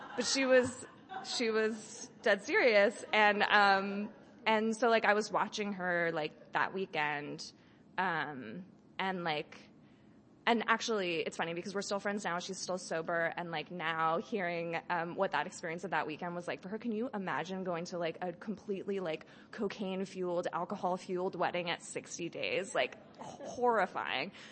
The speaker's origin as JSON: {"language": "English", "town": "Berkeley", "region": "California", "country": "United States", "tie": "born or raised there", "said": "I grew up in Berkeley"}